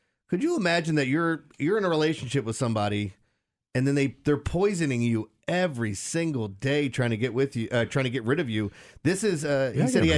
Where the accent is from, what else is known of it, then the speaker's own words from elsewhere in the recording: Middle River, Maryland, United States; I grew up in Middle River.